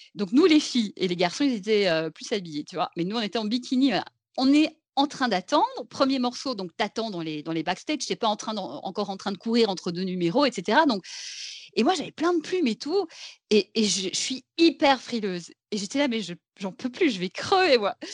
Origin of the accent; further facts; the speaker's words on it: Belgium; je viens de Belgique